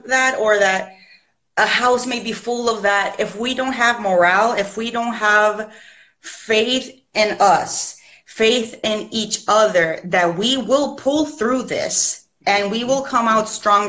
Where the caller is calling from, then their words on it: Puerto Rico; I'm calling in from Puerto Rico.